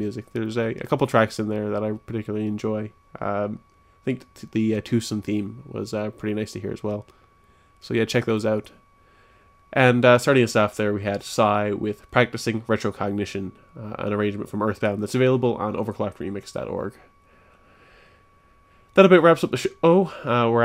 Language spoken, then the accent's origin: English; Newfoundland and Labrador, Canada; now in St. John's, Canada; my hometown, which is buttfuck nowhere, Newfoundland